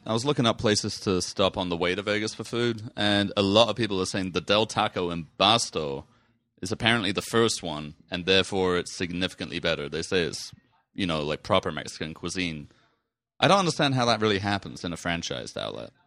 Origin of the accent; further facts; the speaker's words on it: England, United Kingdom; now in United States; I'm from England. We have none of this kind of nature there.